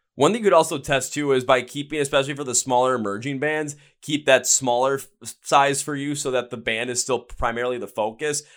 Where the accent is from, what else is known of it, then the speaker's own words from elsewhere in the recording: Wisconsin, United States; I'm from Wisconsin